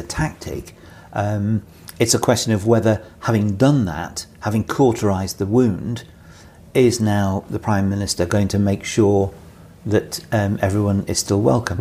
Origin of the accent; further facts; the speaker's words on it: Bury, North West England, United Kingdom; born or raised there; moved away as an adult; also born or lived in Manchester / London